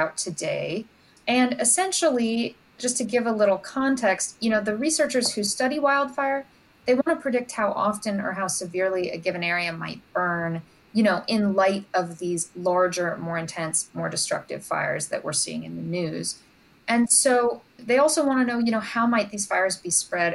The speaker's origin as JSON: {"language": "English", "region": "Southern California", "country": "United States", "tie": "born or raised there", "moved": "yes", "said": "I grew up in Southern California"}